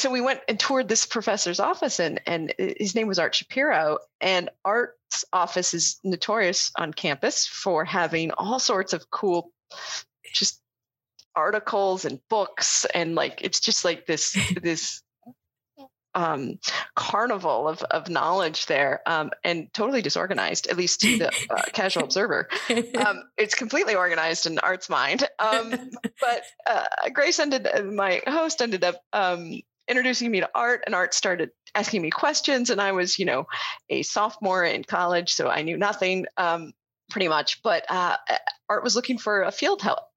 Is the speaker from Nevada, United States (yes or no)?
yes; Northern Nevada, United States; I grew up in Northern Nevada